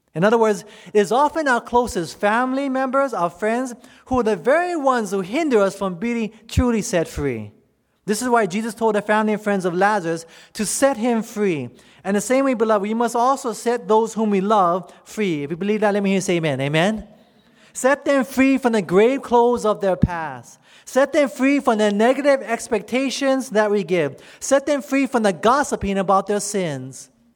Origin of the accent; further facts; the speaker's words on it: United States; you and me as American citizens